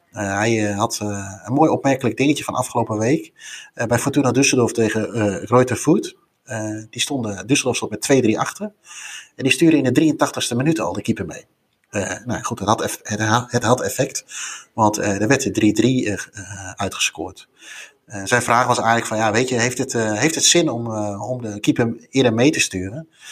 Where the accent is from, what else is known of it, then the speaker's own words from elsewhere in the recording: Netherlands; wij als Nederlanders